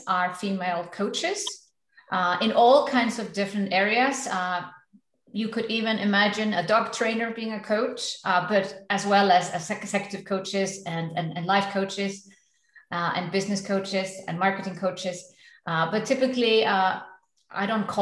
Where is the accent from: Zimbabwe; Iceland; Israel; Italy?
Iceland; moved away as an adult; now in Switzerland; I'm originally from Iceland